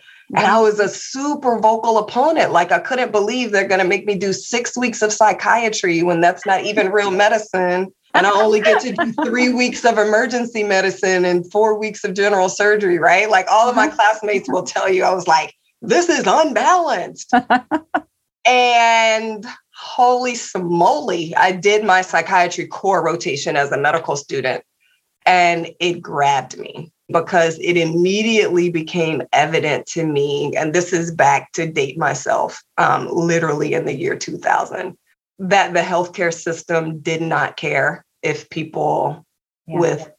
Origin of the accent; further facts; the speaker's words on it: Indianapolis, Indiana, United States; moved away as an adult; I was born in Indianapolis, Indiana and raised, stayed there for the first 18 years